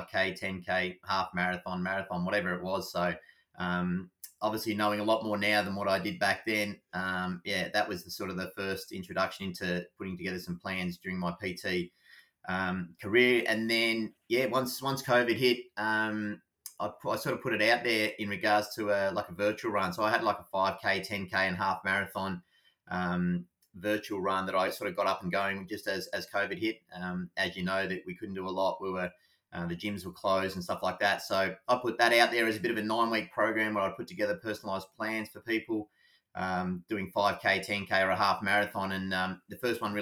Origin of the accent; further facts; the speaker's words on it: Anglesea, Victoria, Australia; I grew up in Anglesey, so always a really passionate runner